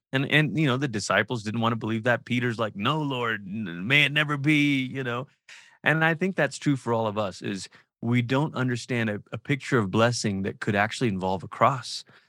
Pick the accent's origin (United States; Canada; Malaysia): Malaysia; moved away; I'm from Malaysia, I grew up in Malaysia.